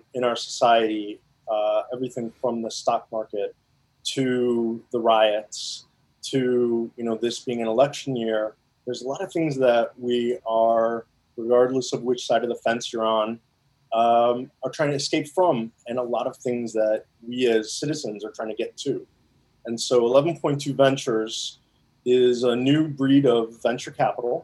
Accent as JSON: {"language": "English", "town": "Chicago", "region": "Illinois", "country": "United States", "tie": "born or raised there", "also_born_or_lived": "India / Evanston", "said": "I was born there and came to the U.S. when I was about 6 years old and grown up primarily in the Chicagoland area"}